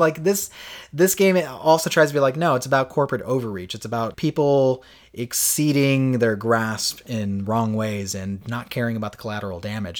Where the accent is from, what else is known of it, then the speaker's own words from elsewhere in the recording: Florida, United States; we grew up with in Florida.